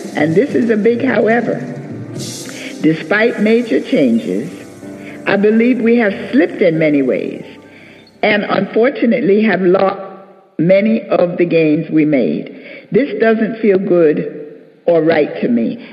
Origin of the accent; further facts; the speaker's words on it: New York City, New York, United States; I was born and raised in New York City in an area called Harlem